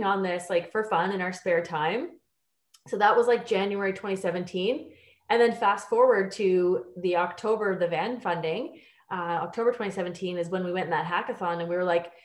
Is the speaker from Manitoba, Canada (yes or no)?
no; Ontario, Canada; moved away as an adult; also born or lived in Australia / United Kingdom; now in Vancouver, Canada; I'm from Ontario. I lived abroad for almost 10 years. I lived in Australia and the UK. And then I moved to Vancouver 5 years ago